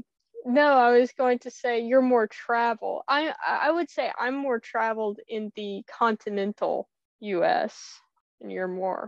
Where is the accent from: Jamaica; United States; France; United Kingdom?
United States; Texas; also born or lived in Louisiana; now in Tennessee, United States; I was born in Louisiana, raised in Texas, and now I'm in good old Rocky Top.